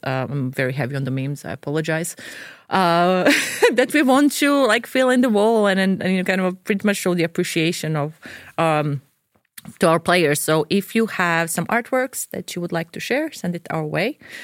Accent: Dubrovnik, Dubrovnik-Neretva County, Croatia; now in Sweden; So I'm from Dubrovnik, Croatia

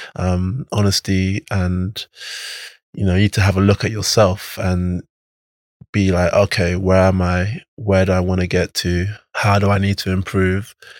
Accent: London, United Kingdom; I grew up in North London. I've never lived in Nigeria

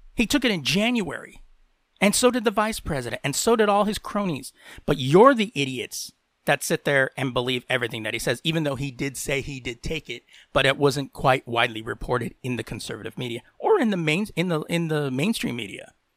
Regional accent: United States; I am from the United States.

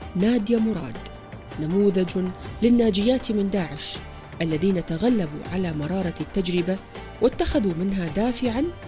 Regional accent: Iraq; كمرأة كإنسانة كعربية كعراقية

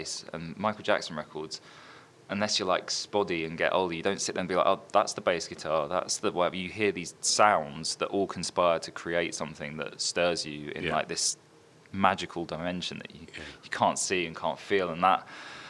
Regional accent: Brentwood, East of England, United Kingdom; also born or lived in Orsett; I was born in Brentwood. Well, born in Alsett, but I grew up in Brentwood.

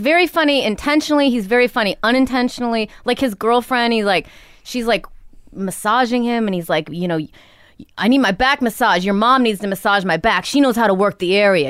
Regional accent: Rockford, Illinois, United States; also born or lived in New York; now in Los Angeles, United States; Rockford, Illinois

